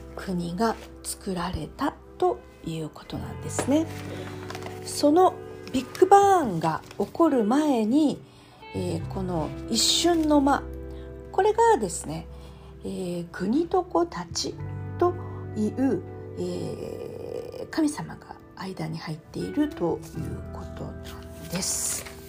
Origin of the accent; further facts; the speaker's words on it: Japan; 私たち日本人日本で生まれた日本で育った日本人